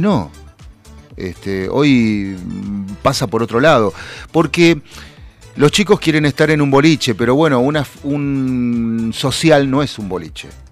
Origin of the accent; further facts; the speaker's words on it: Buenos Aires Province, Argentina; somos bonaerenses